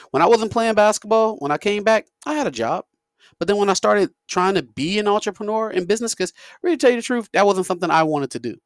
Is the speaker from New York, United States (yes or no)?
yes; New York, United States; I'm from New York